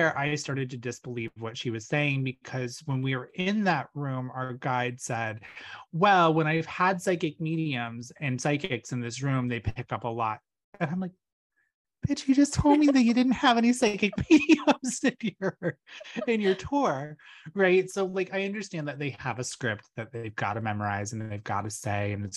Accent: Massachusetts, United States; I'm from Massachusetts

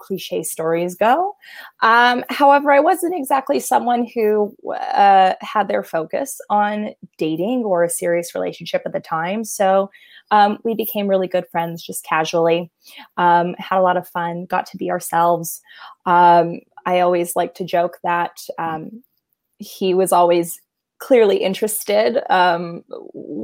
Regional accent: Los Angeles, California, United States; born and raised in Los Angeles, California

